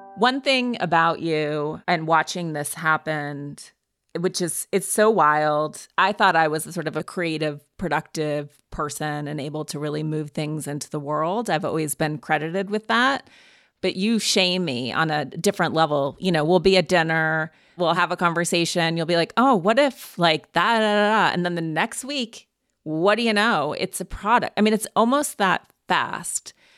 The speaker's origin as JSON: {"language": "English", "region": "Montana", "country": "United States", "tie": "born or raised there", "moved": "yes", "said": "growing up in Montana"}